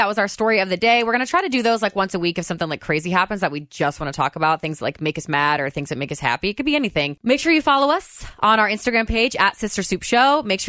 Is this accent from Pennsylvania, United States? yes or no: no; Indiana, United States; we were born and raised in Indiana